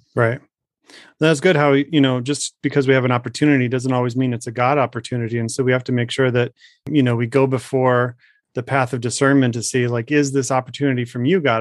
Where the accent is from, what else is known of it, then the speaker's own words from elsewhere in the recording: Arizona, United States; my home state